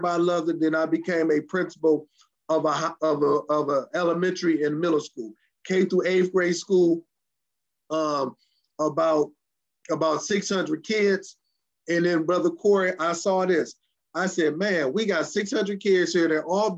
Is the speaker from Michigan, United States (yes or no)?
yes; Detroit, Michigan, United States; grew up and raised in the metropolitan Detroit area